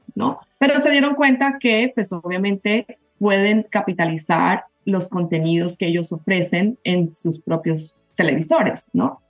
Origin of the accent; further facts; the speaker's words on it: Bogotá, Colombia; moved away as an adult; now in United States; yo soy colombiana, a ah, mucho honor, bogotana